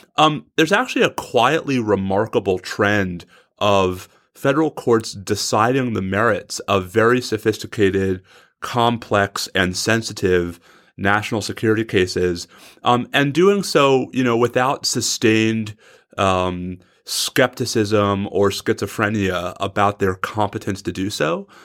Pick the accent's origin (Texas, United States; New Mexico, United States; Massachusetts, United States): Texas, United States; in my home state of Texas.